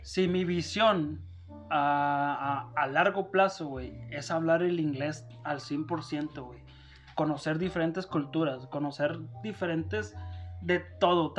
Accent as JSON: {"language": "Spanish", "town": "Monterrey", "region": "Nuevo León", "country": "Mexico", "moved": "as an adult", "lives_now": "Denver, United States"}